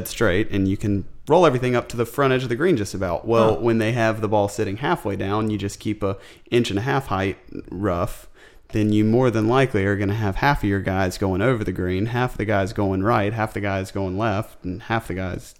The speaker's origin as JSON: {"language": "English", "region": "the South", "country": "United States", "tie": "born or raised there", "said": "I grew up in the South."}